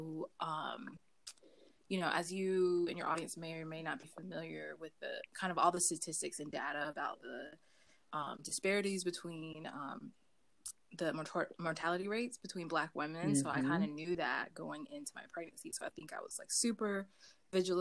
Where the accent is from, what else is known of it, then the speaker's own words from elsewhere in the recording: Raleigh, North Carolina, United States; moved away as an adult; now in Japan; I am originally from North Carolina, born and raised from the Triangle area in Raleigh, North Carolina